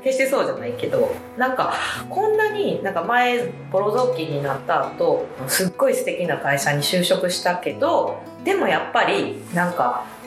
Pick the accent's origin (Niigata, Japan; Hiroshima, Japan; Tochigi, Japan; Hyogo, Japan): Hyogo, Japan; Miki; moved away as an adult; now in Sumoto, Japan; 三木市出身って言ったんですけど淡路島からの距離で言ったら高速で1時間ぐらいの距離にある田舎で育ちました